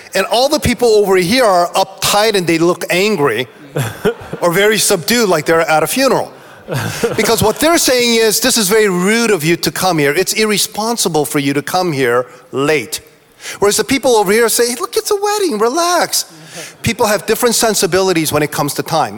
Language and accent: English; East Coast, United States; I'm from the East Coast